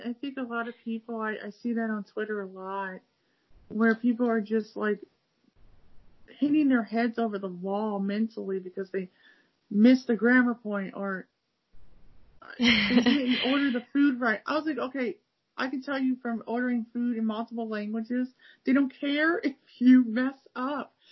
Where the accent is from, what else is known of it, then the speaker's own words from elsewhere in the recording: Cleveland, Ohio, United States; now in Akron, United States; half the time people think I'm from California, even though I lived in California for a little bit, but I'm not from California. I'm from Cleveland, Ohio. I live in Akron, Ohio, which is 50 minutes south of Cleveland